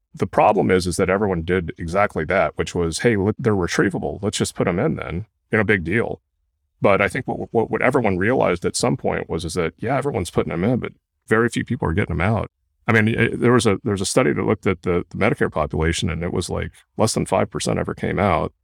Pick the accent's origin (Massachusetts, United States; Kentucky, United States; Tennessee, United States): Kentucky, United States; moved away as an adult; also born or lived in Durham, North Carolina / Stanford, California / Oregon; now in Santa Clara, United States; I grew up in Kentucky